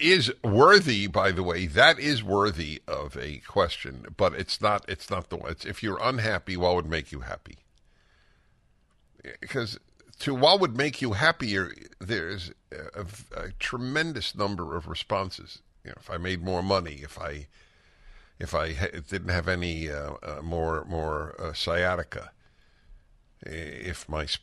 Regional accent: New York, United States; now in Los Angeles, United States; I never think of myself as a New Yorker. I know I grew up there and I can travel the roads without a map

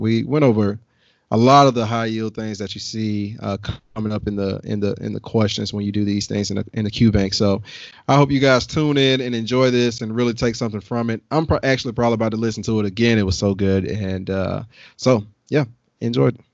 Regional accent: the South, United States; I'm from the South

